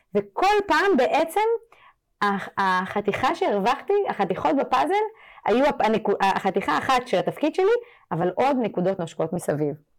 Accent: France; now in Israel; אני גדלתי בצרפת, אירופה

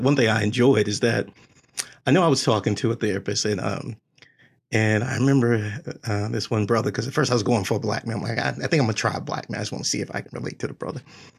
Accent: Texas, United States; I'm from Texas.

